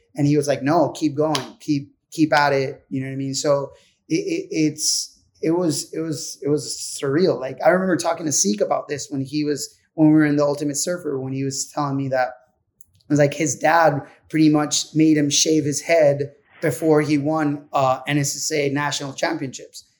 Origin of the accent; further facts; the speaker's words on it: Puerto Rico; being from Puerto Rico